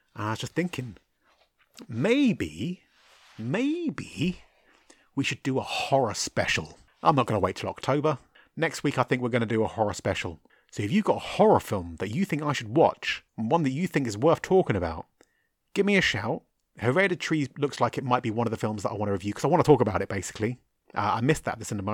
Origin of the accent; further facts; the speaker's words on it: United Kingdom; me being a British guy, uh, Irish really, but British